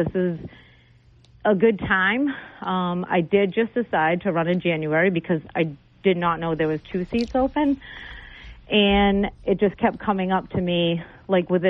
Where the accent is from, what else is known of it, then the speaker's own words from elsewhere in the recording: New Bedford, Massachusetts, United States; moved away as an adult; now in Dartmouth, United States; I grew up actually in New Bedford and went to New Bedford schools